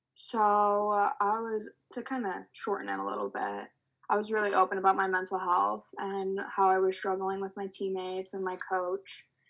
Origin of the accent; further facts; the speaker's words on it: Illinois, United States; I'm growing up in Illinois